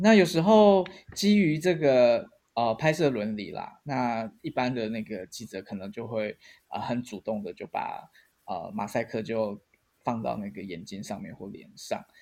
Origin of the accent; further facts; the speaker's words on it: Taiwan; 我们台湾人